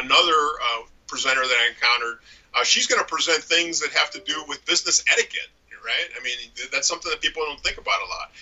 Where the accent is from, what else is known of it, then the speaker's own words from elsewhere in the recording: St. Louis, Missouri, United States; I'm from St. Louis, Missouri. We've got a ton of nonprofits in the area